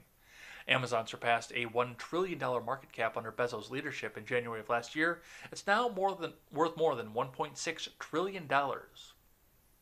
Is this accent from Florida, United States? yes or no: no; Wisconsin, United States; this comes from my home state